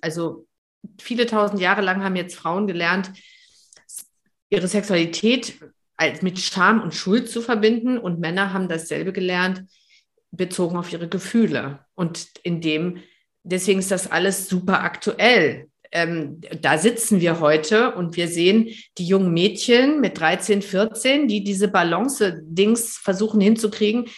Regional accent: Germany

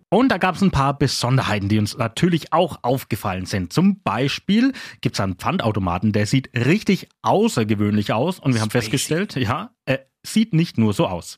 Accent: Küps, Bavaria, Germany; in meiner Heimat in Küps

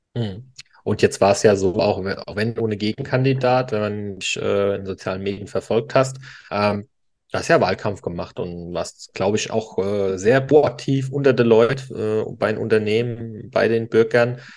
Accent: Eich, Rhineland-Palatinate, Germany; also born or lived in Worms; Ich bin ja auch äh, nicht gebürtig, ich bin aus Worms, aber bin in Eich groß geworden.

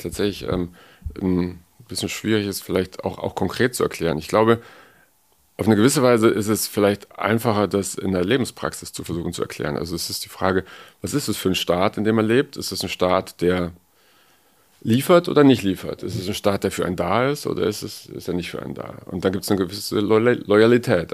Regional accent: West Germany, Germany; Also ich bin aus dem Westen

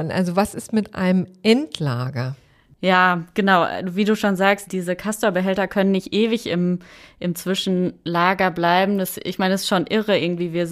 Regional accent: North Rhine-Westphalia, Germany; dann in Ahaus äh, in meiner Heimat im Münsterland

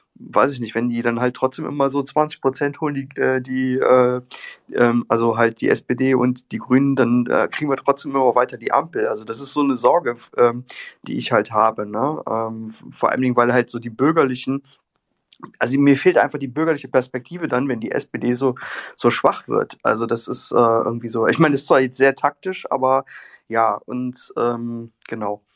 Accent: Mannheim, Baden-Württemberg, Germany; ich komme ja aus Mannheim

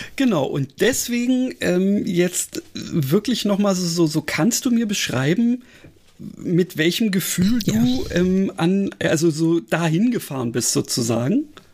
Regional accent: Berlin, Germany; als Berliner, der ja nun, sagen wir mal, äh, so Großstadt mit entsprechendem Verkehr gewöhnt ist

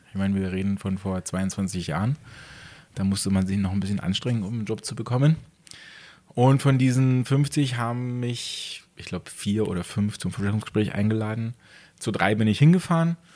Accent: Pasewalk, Mecklenburg-Vorpommern, Germany; born there; now in Garmisch-Partenkirchen, Germany; Gebürtig aus bin ich ganz aus dem Norden, im ähm, Pasewalk. Das ist an der Grenze äh, zwischen äh, MacPom und Brandenburg.

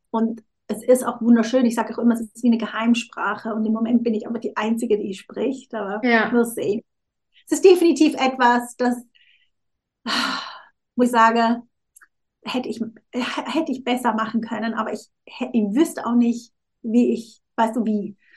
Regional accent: Switzerland; ich bin halb Südafrikanerin. Ich habe meiner Mutter lange vorgeworfen, also sie, ich bin ja in der Schweiz aufgewachsen

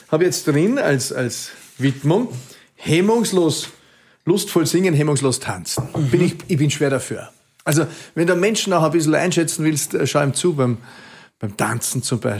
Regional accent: Klostertal, Vorarlberg, Austria; now in Vienna, Austria; Vorarlberg Jetzt. bin ich ein Klostertaler.

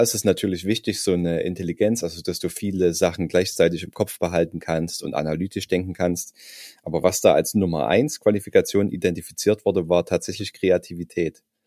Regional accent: Saxony, Germany; ich komme ja aus Sachsen

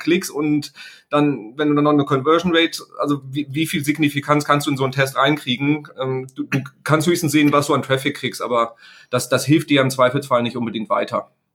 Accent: Sauerland, North Rhine-Westphalia, Germany; ich stamme aus dem Sauerland, da kommt der Bus halt irgendwie, äh, dreimal am Tag

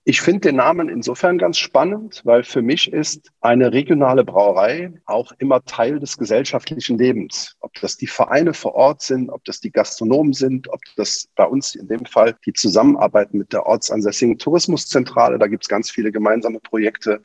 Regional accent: near Cologne, North Rhine-Westphalia, Germany; moved away as an adult; also born or lived in Berlin; now in Viechtach, Germany; Ich bin im Rheinland in der Nähe von Köln groß geworden

